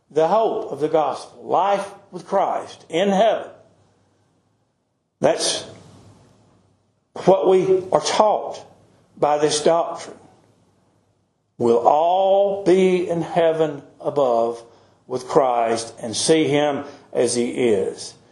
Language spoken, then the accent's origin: English; United States; I'm an American.